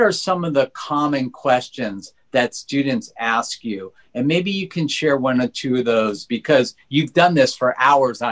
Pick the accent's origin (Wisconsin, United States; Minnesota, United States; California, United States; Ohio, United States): California, United States; Los Angeles; I grew up in Granada Hills, not so wealthy